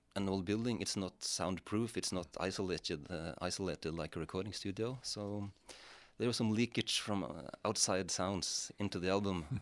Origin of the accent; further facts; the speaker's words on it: Rendalen, Innlandet, Norway; the church where I grew up in Rendalen in Norway